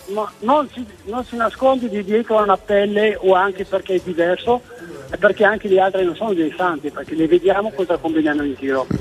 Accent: Marrakech, Marrakesh-Safi, Morocco; Italian is a second language; now in Verona, Italy; Sono del Marocco, di Marrakech

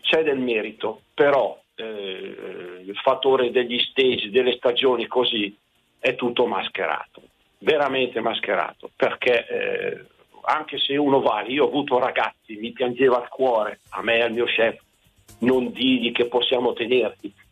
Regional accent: Saronno, Lombardy, Italy; io sono un ex sottochef eh, che lavoravo a Milano, sono di Saronno, ho 62 anni

